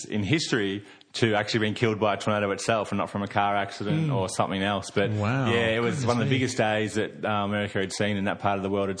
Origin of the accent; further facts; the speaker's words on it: Victoria, Australia; I grew up in Victoria.